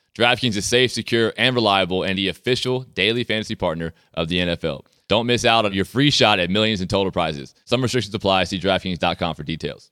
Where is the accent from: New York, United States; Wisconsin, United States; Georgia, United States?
Georgia, United States; Sea Island; now in Canada; my hometown